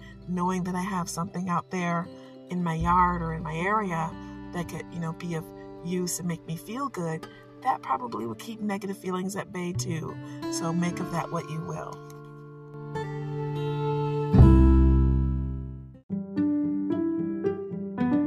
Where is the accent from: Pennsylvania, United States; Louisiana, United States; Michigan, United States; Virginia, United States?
Michigan, United States; Detroit; Since I live in Michigan and I am from Detroit, I grew up with Canada to my south